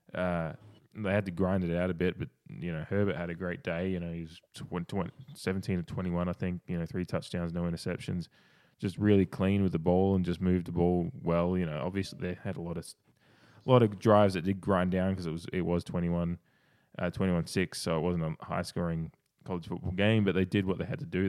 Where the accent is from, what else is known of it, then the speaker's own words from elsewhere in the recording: Australia; Well, I'm Australian